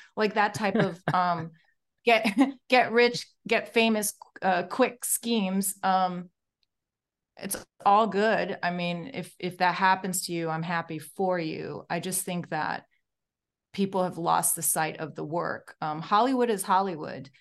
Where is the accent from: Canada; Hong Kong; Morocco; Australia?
Morocco; moved away; I came all the way from Morocco